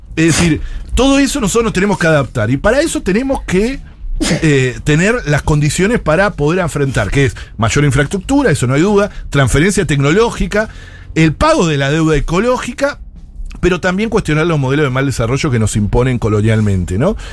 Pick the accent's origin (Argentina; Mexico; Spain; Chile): Argentina